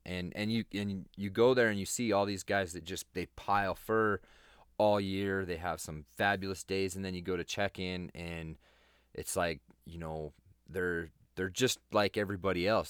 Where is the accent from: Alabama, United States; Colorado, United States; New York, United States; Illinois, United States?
Colorado, United States; That's my home state